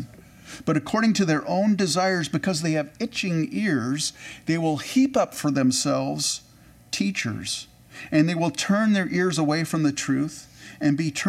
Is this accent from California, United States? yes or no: yes; California, United States; I grew up in California